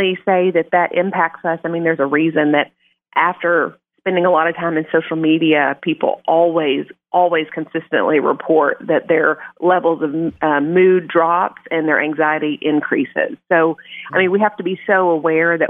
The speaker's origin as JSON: {"language": "English", "town": "Blytheville", "region": "Arkansas", "country": "United States", "said": "I'm from Blytheville"}